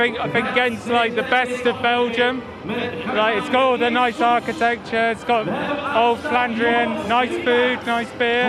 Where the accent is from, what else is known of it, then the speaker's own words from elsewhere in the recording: London, United Kingdom; I'm from London. I've come over for a couple of days just for the Ghent Six day.